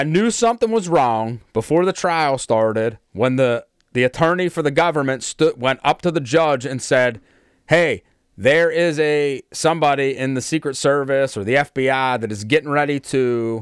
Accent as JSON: {"language": "English", "country": "United States", "said": "as American people"}